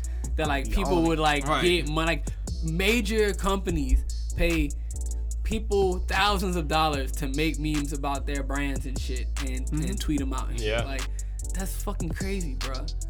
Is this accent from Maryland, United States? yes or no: yes; Maryland, United States; moved away; I'm from Maryland originally.